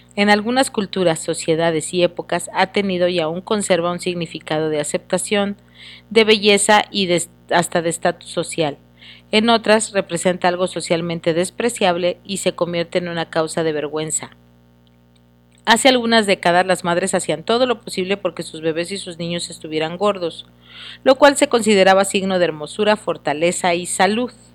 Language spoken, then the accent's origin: Spanish; Mexico; como mexicanos